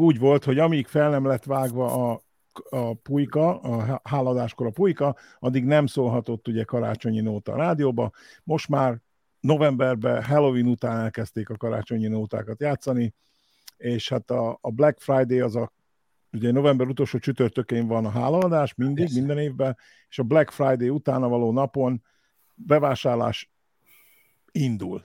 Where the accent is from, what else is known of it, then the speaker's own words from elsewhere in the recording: Hungary; now in United States; mi itt ugye kis magyarok, első, első generációs magyarok vagyunk